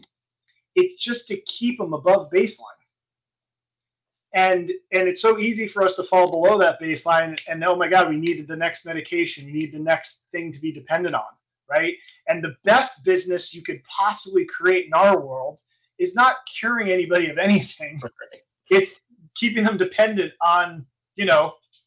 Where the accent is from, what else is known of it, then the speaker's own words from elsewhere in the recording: East Brunswick, New Jersey, United States; I was in East Brunswick